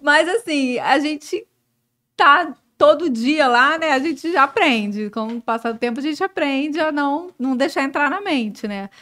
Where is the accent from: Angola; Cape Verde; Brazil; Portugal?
Brazil; Belo Horizonte, Minas Gerais; moved away as an adult; now in Rio de Janeiro, Brazil; eu sou de BH, né? Eu sou mineira.